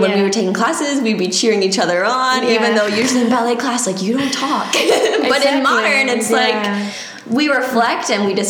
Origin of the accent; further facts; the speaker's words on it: Maryland, United States; moved away as an adult; now in Florida, United States; I'm from Maryland originally